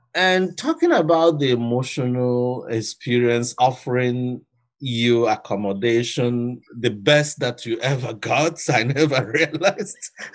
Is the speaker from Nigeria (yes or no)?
yes; Nigeria; moved away; also born or lived in Attawapiskat; I'm from Africa. I'm from Nigeria